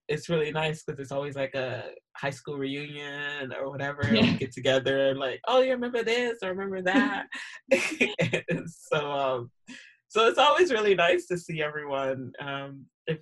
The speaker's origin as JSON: {"language": "English", "town": "Sarasota", "region": "Florida", "country": "United States", "tie": "born or raised there", "moved": "as an adult", "lives_now": "Edinburgh, United Kingdom", "said": "I grew up in Sarasota, Florida"}